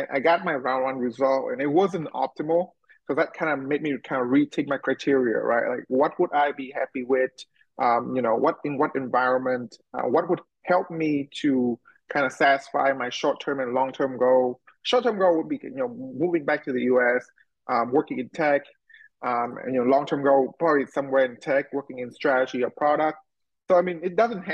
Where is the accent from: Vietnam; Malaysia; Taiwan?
Vietnam; moved away; also born or lived in United States; go back to my home country